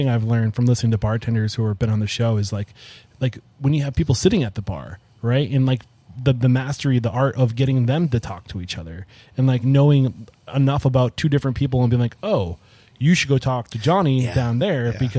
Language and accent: English; New Hampshire, United States; I'm from New Hampshire, so like I can look and be like, okay, like that coast like kind of helps you like.